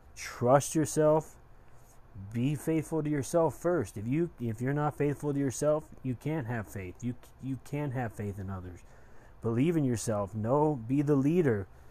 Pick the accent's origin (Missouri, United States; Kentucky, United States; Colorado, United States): Colorado, United States; Westminster; for those of you from Colorado, I am from Westminster